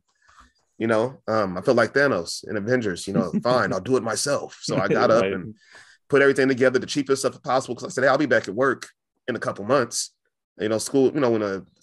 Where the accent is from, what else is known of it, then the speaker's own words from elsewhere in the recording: Fresno, California, United States; I'm from Fresno, California